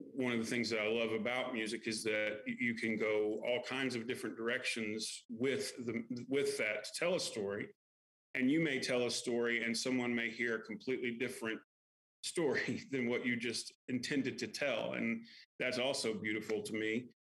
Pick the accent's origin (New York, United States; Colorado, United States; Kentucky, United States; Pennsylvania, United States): Kentucky, United States; also born or lived in Lexington, Kentucky; I grew up in Kentucky